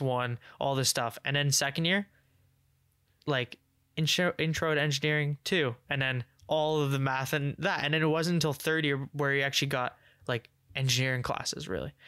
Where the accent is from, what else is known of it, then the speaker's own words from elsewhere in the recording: England, United Kingdom; I'm English